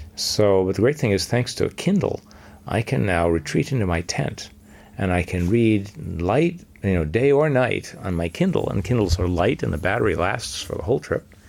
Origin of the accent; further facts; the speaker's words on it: Los Angeles, California, United States; I grew up in Los Angeles